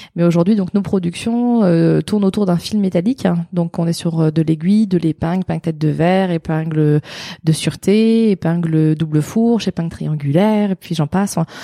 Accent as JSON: {"language": "French", "town": "Alençon", "region": "Normandy", "country": "France", "tie": "born or raised there", "also_born_or_lived": "Caen / Montivilliers", "said": "j'ai passé de mes 5 ans à 17 ans euh, dans l'Orne, à côté d'Alençon"}